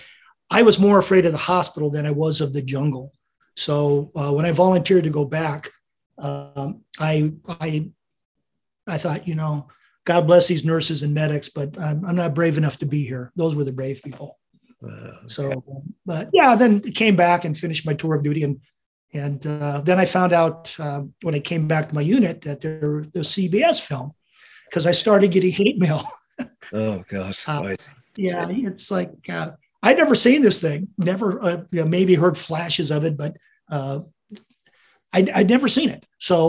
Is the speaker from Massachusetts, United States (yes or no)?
no; Staten Island, New York, United States; born there; They saw my birth records. I was born in New York, Staten Island.